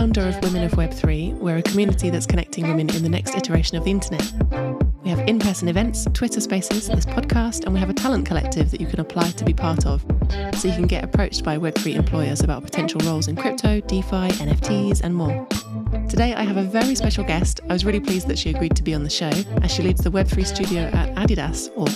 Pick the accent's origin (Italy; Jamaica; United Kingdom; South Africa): United Kingdom; I say it a bit differently as a Brit